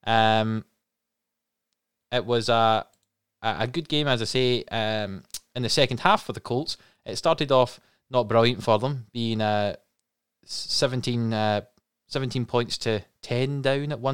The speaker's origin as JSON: {"language": "English", "region": "Scotland", "country": "United Kingdom", "said": "as three Scottish people"}